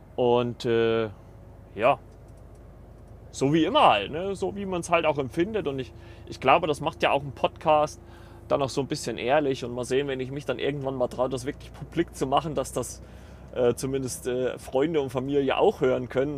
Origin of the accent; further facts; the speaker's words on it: Germany; now in Eisenach, Germany; bei uns in Deutschland